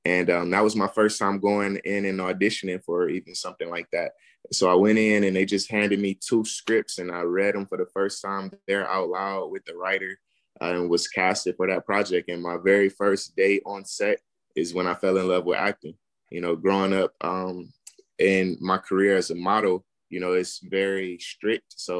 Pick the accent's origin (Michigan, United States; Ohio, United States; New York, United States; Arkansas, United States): Michigan, United States; Detroit; now in Los Angeles, United States; I'm from Detroit, born and raised, currently living in L.A.